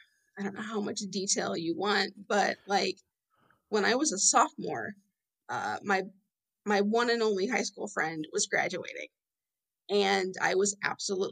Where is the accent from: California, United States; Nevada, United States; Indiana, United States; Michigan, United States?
Indiana, United States; Fort Wayne; I'm in Fort Wayne, Indiana, good old Midwest girl, born and raised, been here my whole life